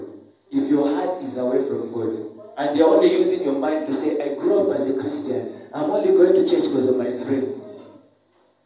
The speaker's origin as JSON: {"language": "English", "country": "Zambia"}